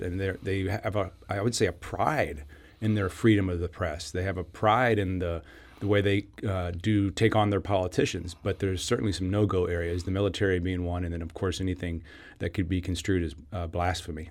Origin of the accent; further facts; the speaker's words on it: United States; The United States